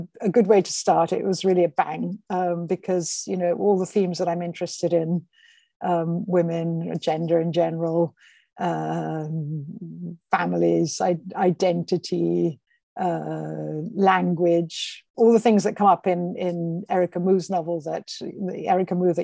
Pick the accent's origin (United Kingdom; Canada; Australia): United Kingdom; England; moved away as an adult; now in Rome, Italy; she took us to England, where we grew up from, I suppose, for me, the age of about six, I think. So I was there all my school life and my university life.